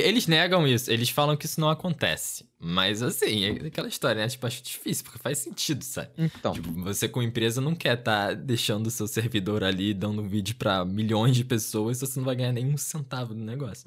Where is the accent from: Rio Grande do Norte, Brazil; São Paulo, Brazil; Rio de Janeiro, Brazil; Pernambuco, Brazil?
Rio de Janeiro, Brazil; accent: chiado; Isso do Rio. Provavelmente dá pra ouvir por causa do sotaque